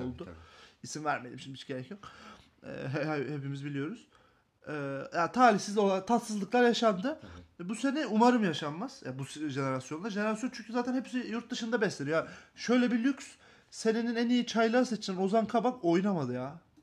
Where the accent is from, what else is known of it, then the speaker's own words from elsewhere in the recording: İzmir, Turkey; moved away; Memleketime İzmir'ime gittiğim için mutluyum.